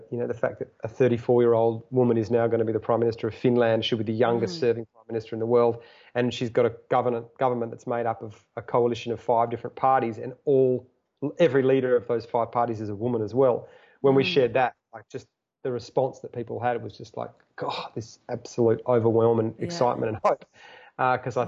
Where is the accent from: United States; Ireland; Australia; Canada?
Australia; as an Australian